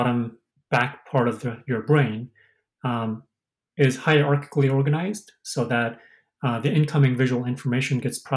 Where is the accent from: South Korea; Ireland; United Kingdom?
South Korea; moved away as an adult; I'm originally from Korea, and I didn't know when whether I'm going to be stay here or go to Korea